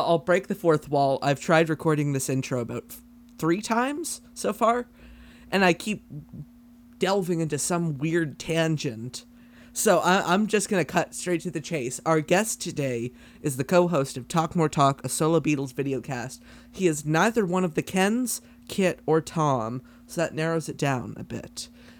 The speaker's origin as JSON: {"language": "English", "country": "Canada", "said": "I could be the new Alex Trebek. We're both Canadian."}